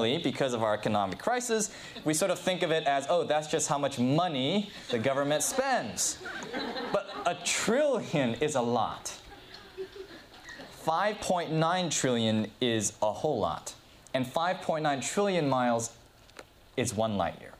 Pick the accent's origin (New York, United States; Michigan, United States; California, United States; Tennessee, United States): California, United States; Southern; I grew up in Southern California